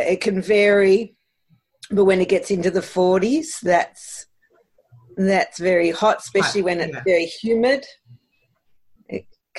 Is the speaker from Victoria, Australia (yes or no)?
yes; Melbourne, Victoria, Australia; I don't think I've got an accent, and I'm listening to you loving your accent. But I'm from Melbourne, Australia, and it's 8:30 in the morning here.